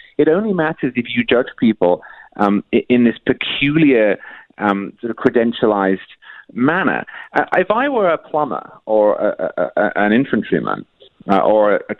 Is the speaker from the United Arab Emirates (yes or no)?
no; United Kingdom; now in United States; I'm not originally from the United States. I'm from Britain, which has its own issues with class